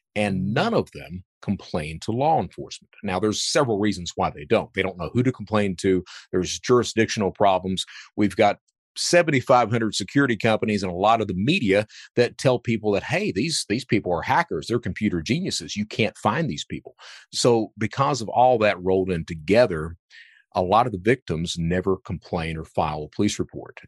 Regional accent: Hazard, Kentucky, United States; also born or lived in Panama City, Florida / Lexington, Kentucky; I grew up in Hazard, Kentucky, right in the heart of cold country.

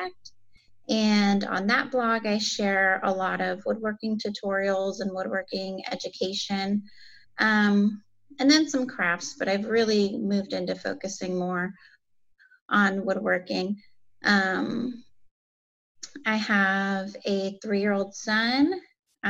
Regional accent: Winterset, Iowa, United States; now in North Carolina, United States; I grew up in Iowa in a small town called Winterset

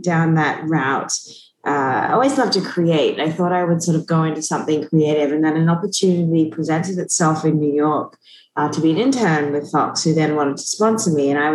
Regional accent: Australia; moved away; I grew up in Australia, which is where my family all still is

